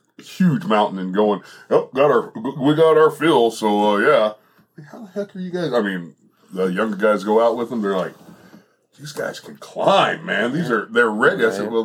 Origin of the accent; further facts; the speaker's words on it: Bakersfield, California, United States; moved away; where I came from, my hometown of Bakersfield, California.